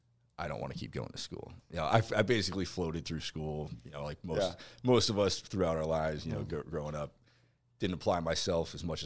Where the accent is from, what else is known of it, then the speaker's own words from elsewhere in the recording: Hackettstown, New Jersey, United States; moved away as an adult; I was born and raised in New Jersey.